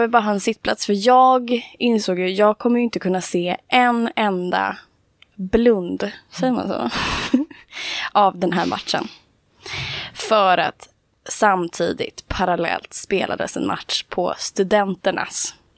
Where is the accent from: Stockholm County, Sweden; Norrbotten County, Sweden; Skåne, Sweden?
Stockholm County, Sweden; Stockholm; jag är från Stockholm. Eh, som man kanske hör tyvärr.